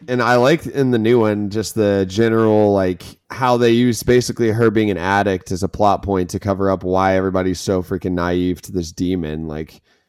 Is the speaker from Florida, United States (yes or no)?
yes; Florida, United States; I'm from Florida and go to the beach regularly